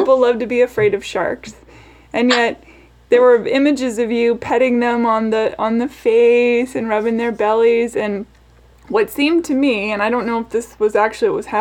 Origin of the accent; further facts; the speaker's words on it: Seattle, Washington, United States; now in Nashville, United States; Originally, I was born in Seattle